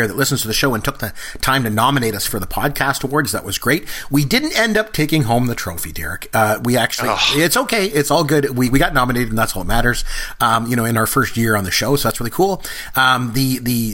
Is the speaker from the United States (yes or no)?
no; Canada; we're both Canadian